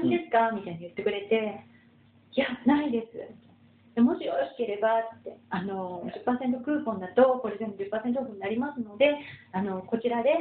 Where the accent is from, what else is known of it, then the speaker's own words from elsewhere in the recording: Ureshino, Saga, Japan; 野出身なんです。だってお茶有名なとこですよね。うん、今でもだから私、お茶、